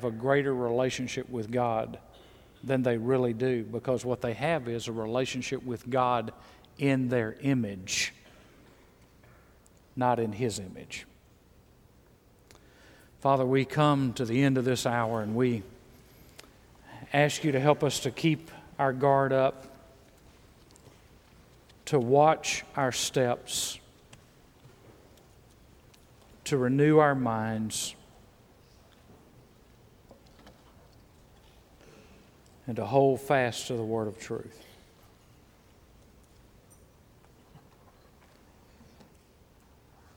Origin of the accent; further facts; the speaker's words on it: Mississippi, United States; moved away; also born or lived in Texas / Georgia; I was born in Mississippi.